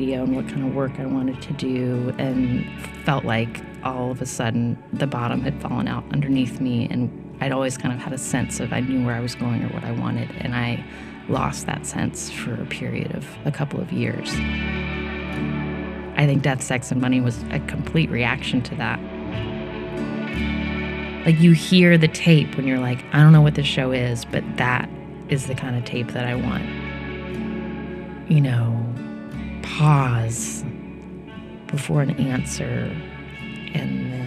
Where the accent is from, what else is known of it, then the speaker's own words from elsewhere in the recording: Charleston, West Virginia, United States; moved away as an adult; also born or lived in California; now in New York, United States; I grew up in Charleston, West Virginia